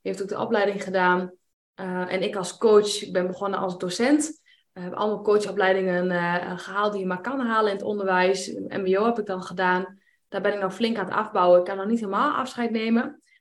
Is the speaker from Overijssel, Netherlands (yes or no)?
yes; Enschede, Overijssel, Netherlands; 34 jaar. Wij komen uit Enschede.